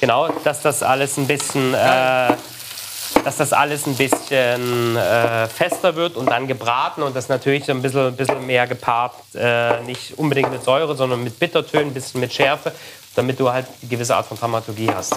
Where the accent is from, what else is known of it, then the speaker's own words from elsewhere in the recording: the East, eastern Germany, Germany; Ich komme aus dem Osten, da wurde immer Lecho draus gemacht